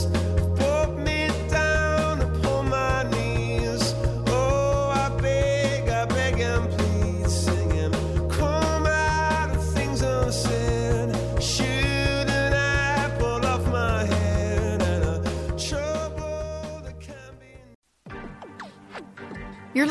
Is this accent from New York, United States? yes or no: yes; New York City, New York, United States; I was born in the Bronx